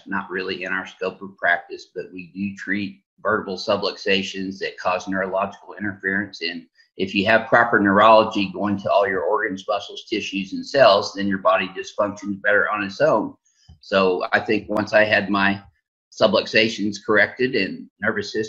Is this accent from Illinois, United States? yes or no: yes; Southern Illinois, United States; in a tri-state area where I grew up in Southern Illinois